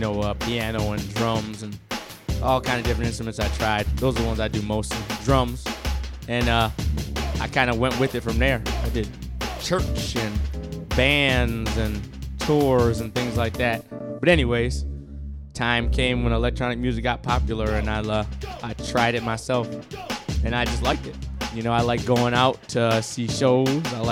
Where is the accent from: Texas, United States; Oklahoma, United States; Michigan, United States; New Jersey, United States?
Michigan, United States; Mount Clemens; I grew up in Mount Clemens, Clinton Township area